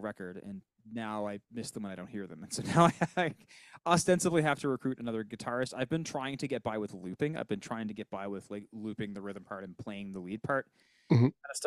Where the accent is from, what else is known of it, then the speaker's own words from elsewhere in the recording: Sydney, Nova Scotia, Canada; I'm from Sydney.